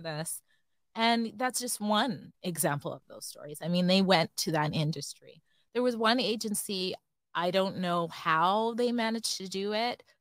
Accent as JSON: {"language": "English", "town": "Maple Ridge", "region": "British Columbia", "country": "Canada", "tie": "born or raised there", "also_born_or_lived": "Alberta", "said": "we grew up in Maple Ridge"}